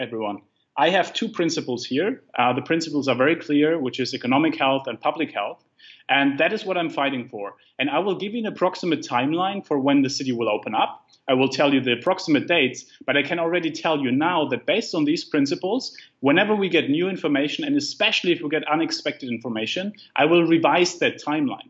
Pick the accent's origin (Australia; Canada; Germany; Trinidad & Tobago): Germany; moved away; I come from Germany, like I grew up with a very risk averse mindset